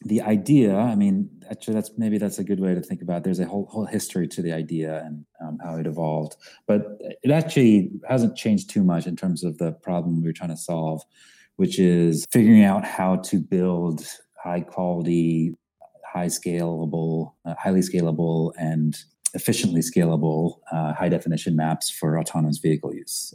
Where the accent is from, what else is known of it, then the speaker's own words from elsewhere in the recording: Philadelphia suburbs, Pennsylvania, United States; also born or lived in Kolkata, India; now in New York, United States; I actually was born in India, in Calcutta, mm. India, uh, and moved to the States when I was five or so, and uh, grew up in uh, mostly in the Philadelphia suburbs